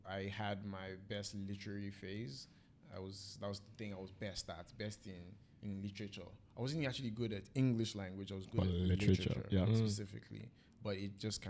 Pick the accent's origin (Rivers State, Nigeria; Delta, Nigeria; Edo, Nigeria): Delta, Nigeria; Warri; also born or lived in Badagry, Lagos State; now in Toronto, Canada; I grew up in Warri.